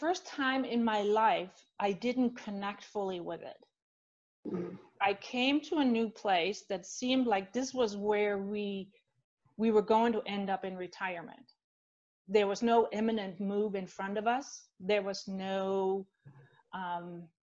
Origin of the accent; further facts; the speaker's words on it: Denmark; moved away as an adult; also born or lived in Switzerland / Spain / Netherlands; now in United States; So I grew up in Denmark, born and raised, lived there till my late 20s.